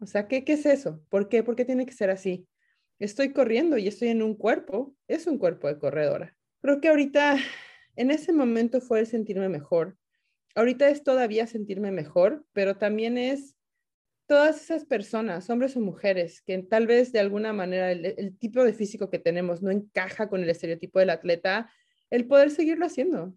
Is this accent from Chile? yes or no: no; Mexico; moved away as an adult; now in Washington, United States; En México, por lo menos, yo soy mexicana